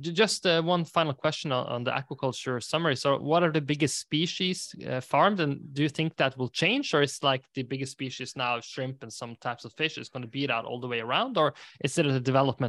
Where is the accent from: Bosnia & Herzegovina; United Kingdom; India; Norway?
Norway; I'm from Norway